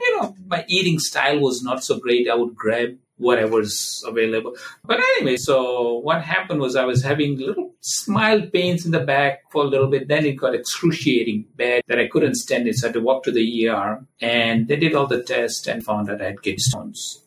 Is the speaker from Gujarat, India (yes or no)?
yes; Gujarat, India; now in Cleveland, United States; I'm an Indian guy from Gujarat state.